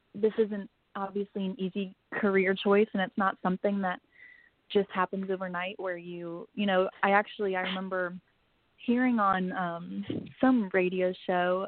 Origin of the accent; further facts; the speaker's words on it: St. Louis, Missouri, United States; I am from St. Louis, Missouri. Um, I've lived here my whole life